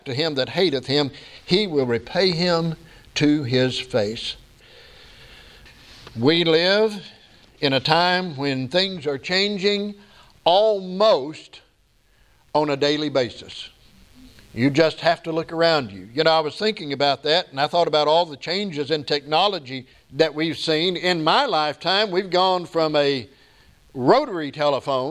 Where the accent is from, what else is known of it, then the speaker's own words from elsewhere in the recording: United States; I'm an American